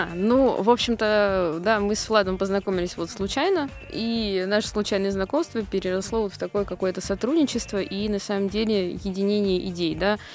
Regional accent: Moscow, Russia; Я из Москвы.

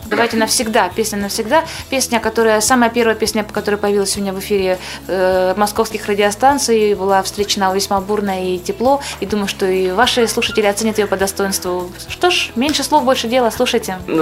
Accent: Ukraine; moved away as an adult; also born or lived in Kyrgyzstan; now in Moscow, Russia; Я родилась в Киргизии, но не имею никакого отношения к этой стране. Позже я переехала в Украину, там провела свои детские годы, ранние школьные и ра-, и р-, не менее ранние университетские.

